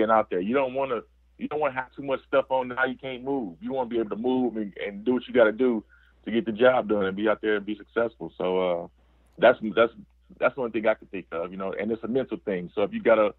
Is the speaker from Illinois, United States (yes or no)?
yes; Chicago, Illinois, United States; I grew up in Chicago